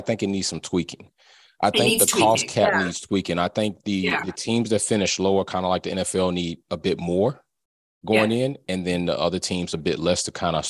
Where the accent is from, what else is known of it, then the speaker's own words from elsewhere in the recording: United States; I am American